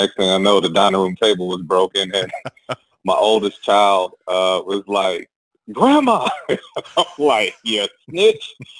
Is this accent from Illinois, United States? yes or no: no; Long Island, New York, United States; So I'm originally from Long Island, New York. I'm the youngest of three boys. My parents are from the South.